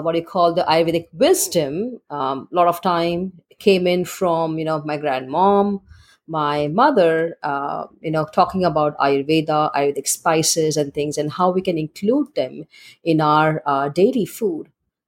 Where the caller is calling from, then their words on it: Dallas, Texas, United States; I'm calling from Dallas, Texas.